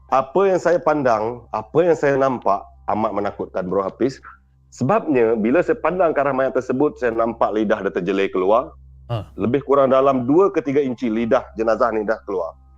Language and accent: Malay; Sarawak, Malaysia; saya berasal dari Seribu Sarawak